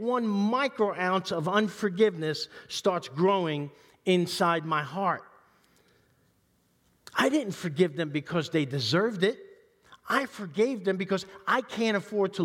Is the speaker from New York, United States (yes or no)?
yes; New York City, New York, United States; I grew up in East Harlem. in the 60s and 70s